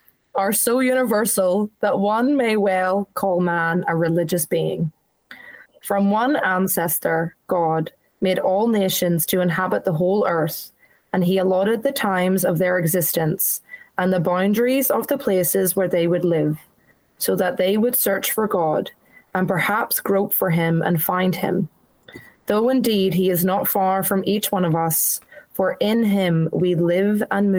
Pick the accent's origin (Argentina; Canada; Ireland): Ireland; also born or lived in New Zealand / England; now in Australia; I was born in New Zealand, live in Australia, I lived in, like, grew up in Ireland.